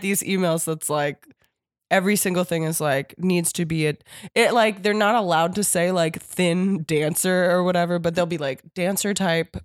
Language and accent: English; Warminster, Pennsylvania, United States; my hometown. Like, if I was in fucking Warminster, Pennsylvania